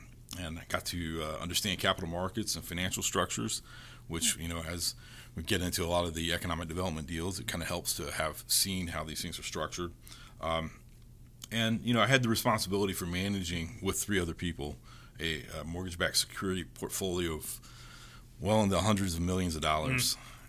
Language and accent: English; Fayetteville, North Carolina, United States; also born or lived in Fort Campbell, Kentucky; I grew up as an Army brat. I was born in Fort Campbell, Kentucky, and I grew up in Fort Bragg, which is Fayetteville, North Carolina.